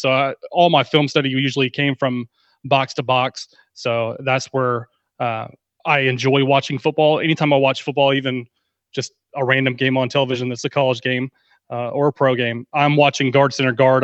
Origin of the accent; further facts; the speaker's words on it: Texas, United States; I'm from Texas, and I've, I know a few people that know that I'm in the Dallas area, so, uh, football has been bred into me from birth